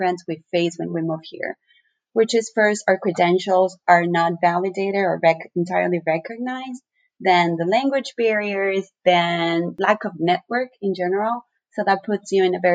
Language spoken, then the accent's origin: English; Ecuador; moved away as an adult; now in United States; I was born and raised in Ecuador, right in the middle of the Andes, central Andean, and I moved to the U.S. 5 years ago.